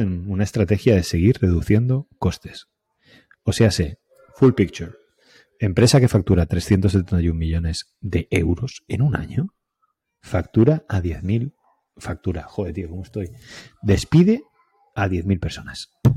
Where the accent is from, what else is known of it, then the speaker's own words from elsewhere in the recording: Alicante, Valencian Community, Spain; now in El Masnou, Spain; soy de Alicante